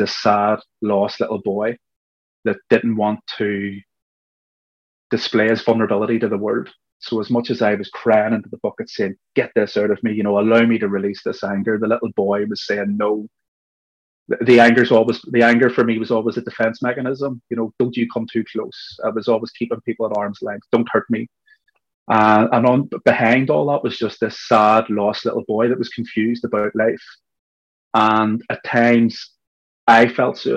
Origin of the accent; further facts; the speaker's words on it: Belfast, Northern Ireland, United Kingdom; what I was experiencing growing up in Belfast